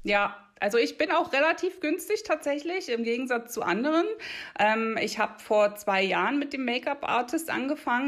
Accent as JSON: {"language": "German", "area": "outskirts of Berlin", "region": "Brandenburg", "country": "Germany", "accent": "Berlin dialect", "moved": "as an adult", "lives_now": "Einsiedeln, Switzerland", "said": "komme eigentlich ursprünglich ähm, aus dem Rand Berlin, Land Brandenburg, fünf Minuten von Berlin. Äh, tatsächlich kommt bei mir auch das Berlinern ab und zu durch"}